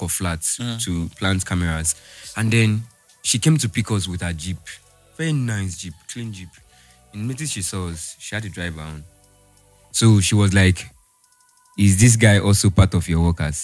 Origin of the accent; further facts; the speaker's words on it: Delta, Nigeria; I'm not Igbo. I'm from Delta